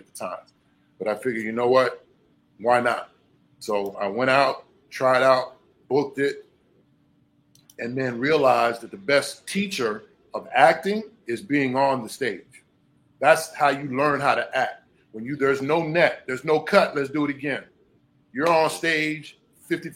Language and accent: English; Hampton, Virginia, United States; moved away as an adult; also born or lived in Petersburg, Virginia / New York; now in Miami, United States; I'm from Virginia originally, a place called Hampton.